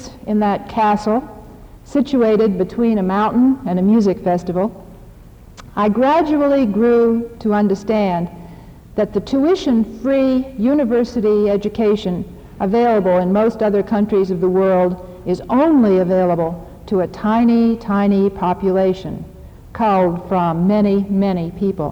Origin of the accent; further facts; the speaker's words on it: United States; as an American and an educator